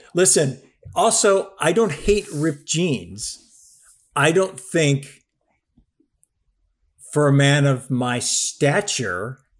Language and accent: English; Buffalo, New York, United States; now in Pennsylvania, United States; As I mentioned in my last email, I'm from Buffalo, New York, and I love a good wing.